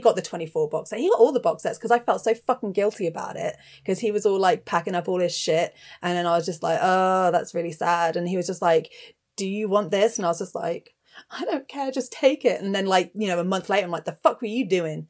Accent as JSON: {"language": "English", "town": "Bristol", "region": "South West England", "country": "United Kingdom", "tie": "born or raised there", "also_born_or_lived": "Cirencester", "said": "I spent the first ye-, eleven years of my life growing up in Bristol, which is a relatively big city in England"}